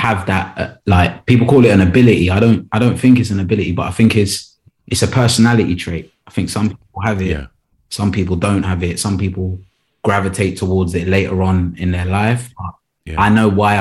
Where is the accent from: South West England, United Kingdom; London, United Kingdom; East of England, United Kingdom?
London, United Kingdom; also born or lived in West Midlands / Kent / Leeds; South London's probably been the area that I've grown up in the most, but I've been around the UK